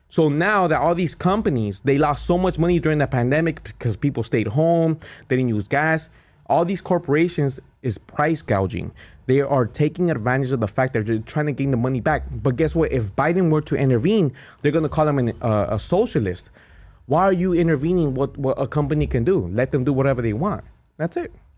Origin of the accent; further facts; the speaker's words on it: Cudahy, California, United States; I grew up in Cudahy.